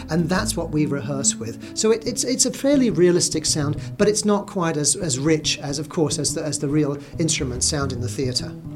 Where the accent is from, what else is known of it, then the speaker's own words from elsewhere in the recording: London, United Kingdom; moved away; I grew up in London, being a Brit